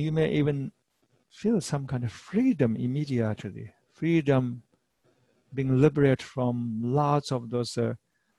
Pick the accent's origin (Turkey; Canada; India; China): China; Tibet; moved away as an adult; now in United States; I am from Eastern culture. I'm from Tibetan culture